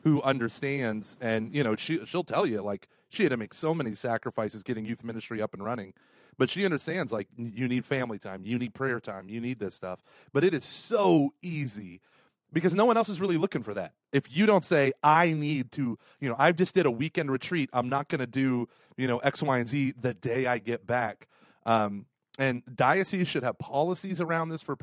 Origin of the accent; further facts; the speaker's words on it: Tulsa, Oklahoma, United States; moved away; also born or lived in St. Louis; I was from Tulsa.